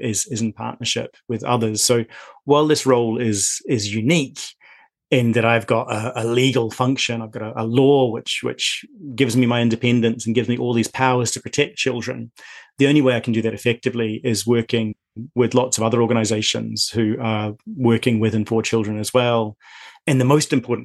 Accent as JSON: {"language": "English", "region": "lower North Island", "country": "New Zealand", "tie": "born or raised there", "moved": "as an adult", "lives_now": "Scotland, United Kingdom", "said": "I grew up, as you may tell from my accent, in New Zealand. And so I grew up in fairly rural New Zealand in the lower North Island."}